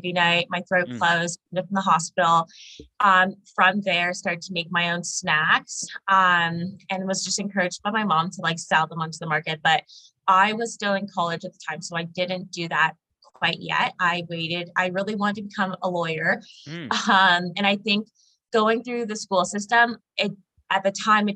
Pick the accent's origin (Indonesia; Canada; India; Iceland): Canada; Markham, Ontario; also born or lived in Oshawa; I grew up in Markham, so York region, actually